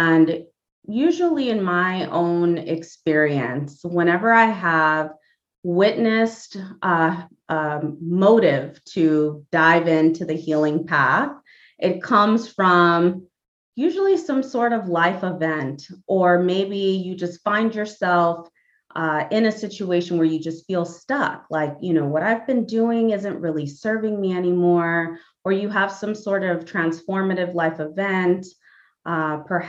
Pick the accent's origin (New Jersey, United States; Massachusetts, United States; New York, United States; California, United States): California, United States; Los Angeles; also born or lived in Panama; I'm originally from Panama. I've been here in the greater Los Angeles area since the age of 4